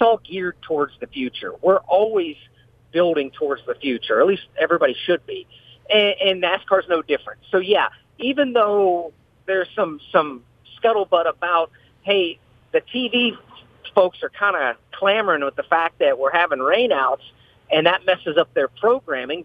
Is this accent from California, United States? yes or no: no; Indianapolis, Indiana, United States; moved away; also born or lived in Florida / North Carolina; grew up uh, around the Indianapolis Motor Speedway. I'm from Indiana originally